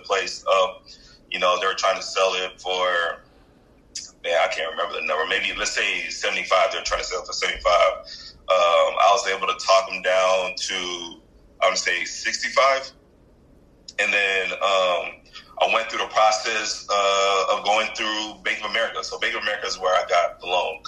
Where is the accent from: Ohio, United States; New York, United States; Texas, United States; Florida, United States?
Texas, United States; Houston; born and raised in Houston